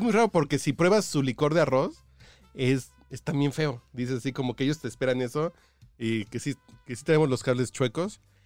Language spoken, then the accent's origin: Spanish; Mexico; yo soy mexicano